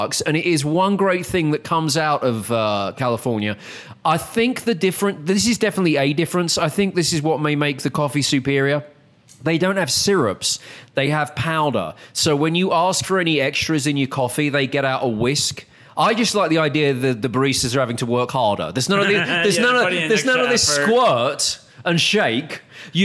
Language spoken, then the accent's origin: English; United Kingdom; moved away; as a Brit